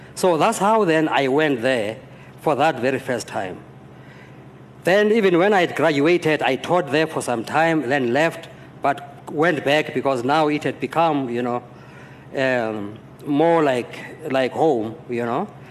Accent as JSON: {"language": "English", "town": "Johannesburg", "region": "Gauteng", "country": "South Africa", "tie": "born or raised there", "moved": "yes", "lives_now": "Ohio, United States", "said": "I grew up in Johannesburg, in Soweto"}